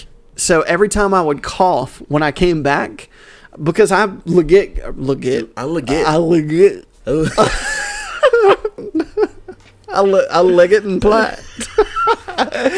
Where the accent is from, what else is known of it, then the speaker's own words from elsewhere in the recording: the South, United States; I'm like from the South